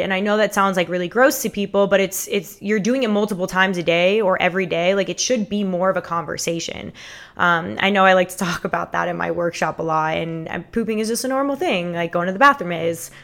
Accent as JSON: {"language": "English", "town": "Fort Lauderdale", "region": "Florida", "country": "United States", "tie": "born or raised there", "said": "born and raised in Fort Lauderdale, Florida."}